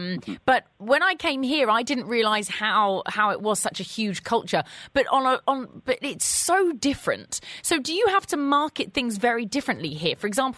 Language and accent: English; England, United Kingdom; moved away; you can hear that I'm English